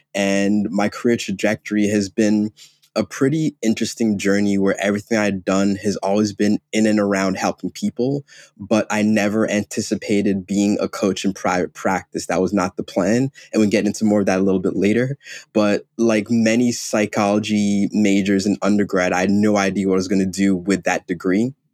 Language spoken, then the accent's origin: English; Ghana; moved away; I'm Ghanaian, I'm African